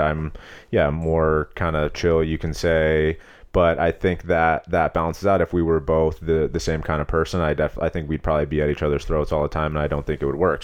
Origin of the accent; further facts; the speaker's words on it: Long Beach, California, United States; moved away as an adult; also born or lived in Los Angeles / Palos Verdes / Arizona; I'm from Southern California, originally Los Angeles. I grew up in Long Beach and Palos Verdes